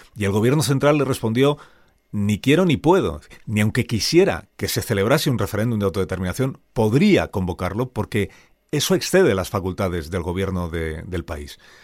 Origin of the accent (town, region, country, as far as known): Spain